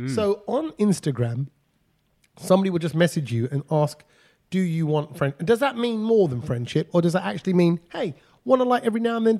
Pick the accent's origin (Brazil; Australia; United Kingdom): United Kingdom; people like you and I, NRIs, you know, living our life here in the UK.